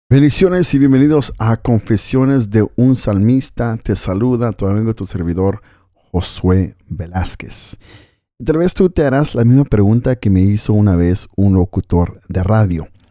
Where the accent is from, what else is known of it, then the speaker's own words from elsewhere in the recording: Coatzacoalcos, Veracruz, Mexico; also born or lived in Los Angeles, California, United States / Oregon, United States; now in Galicia, Spain; Vivo en Galicia, España y soy originario de Veracruz, de Coatzacoalcos, Veracruz, México. Pero Dios en su propósito nos llevó a vivir a Estados Unidos.